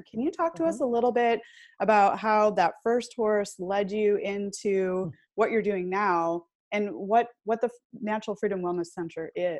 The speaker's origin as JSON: {"language": "English", "region": "Michigan", "country": "United States", "tie": "born or raised there", "said": "I grew up in Michigan, actually, so we had a 10-cent deposit on bottles"}